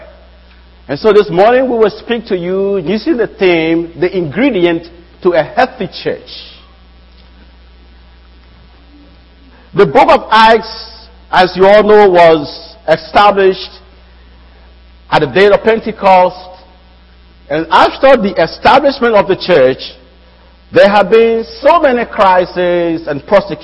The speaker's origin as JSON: {"language": "English", "country": "Liberia", "moved": "yes", "lives_now": "United States", "said": "I'm from West Africa, that's Liberia"}